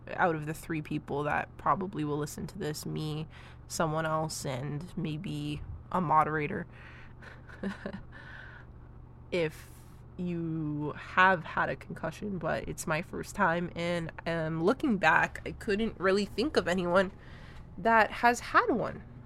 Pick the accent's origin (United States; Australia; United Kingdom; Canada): Canada; I am a Canadian.